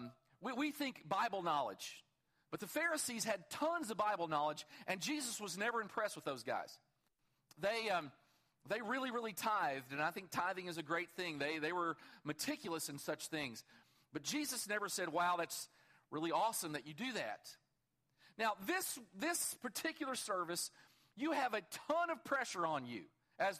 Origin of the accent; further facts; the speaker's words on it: Kentucky, United States; I'm from Kentucky